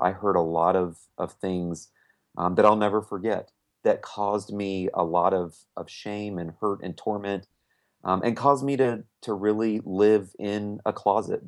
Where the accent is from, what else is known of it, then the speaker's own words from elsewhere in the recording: Winter Park, Florida, United States; we live in my hometown, um, Winter Park, Florida